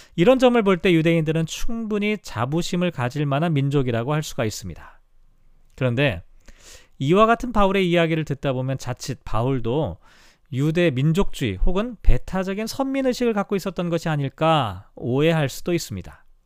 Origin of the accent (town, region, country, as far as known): South Korea; moved away